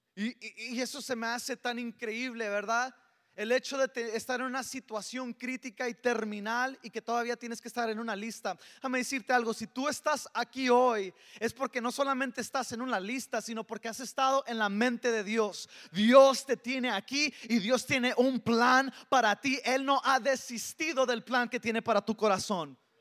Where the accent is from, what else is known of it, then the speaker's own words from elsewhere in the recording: El Paso, Texas, United States; soy, soy del Paso, Texas y, y, soy, tengo un serio problema de spanglish